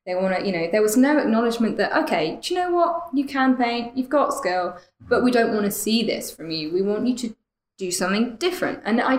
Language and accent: English; East Midlands, United Kingdom; The Midlands, so Northamptonshire. Mm-hmm. Funnily enough, Alan Moore territory.